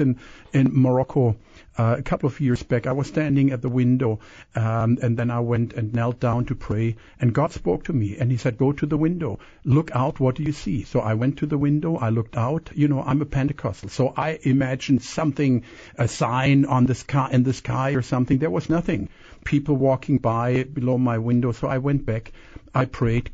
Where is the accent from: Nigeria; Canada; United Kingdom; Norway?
Canada; also born or lived in Germany; now in Kissimmee, United States; I was born in Germany. I was raised in Canada, and I'm American, so a lot of uh, accents there.